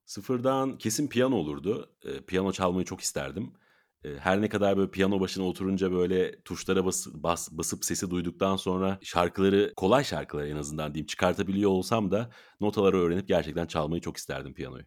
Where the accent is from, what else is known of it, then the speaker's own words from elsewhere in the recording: İzmir, Turkey; moved away; İzmir'e e, doğduğum yere